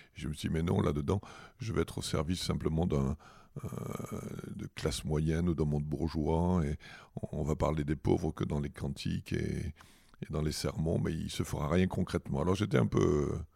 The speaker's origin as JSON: {"language": "French", "town": "Fréjus", "region": "Provence-Alpes-Côte d'Azur", "country": "France", "tie": "born or raised there", "also_born_or_lived": "Toulon", "said": "J'ai grandi à Fréjus, dans une cité HLM"}